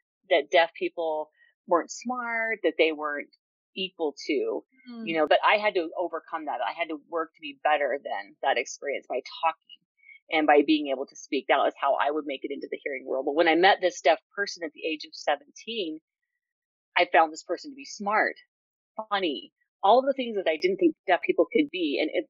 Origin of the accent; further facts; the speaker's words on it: Utah, United States; I was born in Utah, raised in Utah, born deaf.